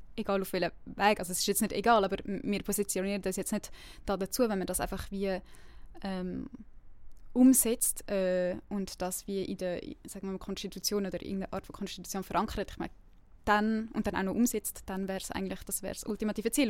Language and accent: German; Winterthur, Zurich, Switzerland; now in Lausanne, Switzerland; ich bin ursprünglich aus Winterthur und lebe jetzt in Lausanne